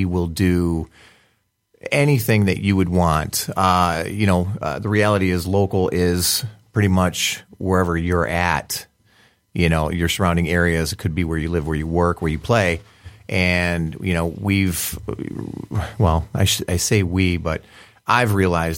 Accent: Detroit, Michigan, United States; I'm from Detroit

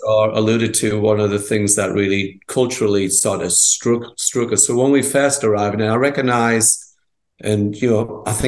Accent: England, United Kingdom; born or raised there; moved away as an adult

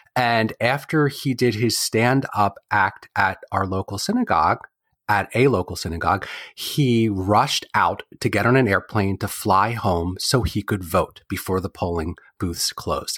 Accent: Wilmington, Delaware, United States; now in Chapel Hill, United States; I was raised in Wilmington, Delaware by proud Jews who love Israel

